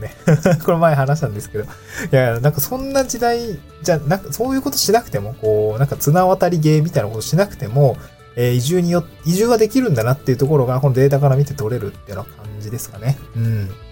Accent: Niigata, Japan; moved away as an adult; also born or lived in Hirosaki, Aomori / Tokyo; now in Awaji Island, Japan; 僕はね、新潟生まれだし、 新潟で18年住んでいて、青森に4年ぐらいいたんですけど

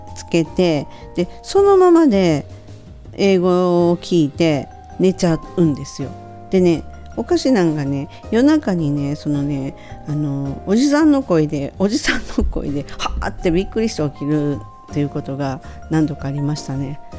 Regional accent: Kansai, Japan; accent: Kansai dialect; 関西弁なので関西弁で言わせるんですね

